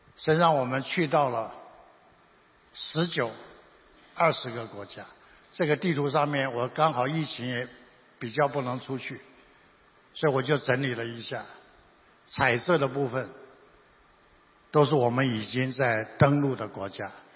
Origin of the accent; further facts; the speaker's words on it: Taiwan; 我们台湾人